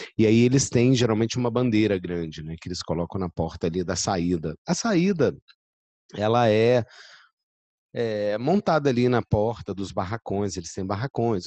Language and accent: Portuguese; Belo Horizonte, Minas Gerais, Brazil; now in Rio de Janeiro, Brazil; eu sou de Belo Horizonte